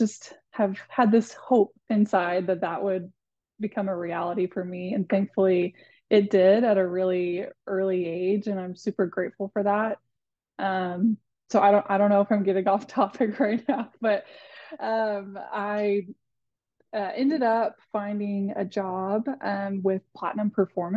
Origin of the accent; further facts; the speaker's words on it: Athens, Texas, United States; moved away as an adult; now in Fort Worth, United States; I'm from Athens, Texas, which is like northeast Texas, kind of near Tyler. Lived there, grew up there my entire life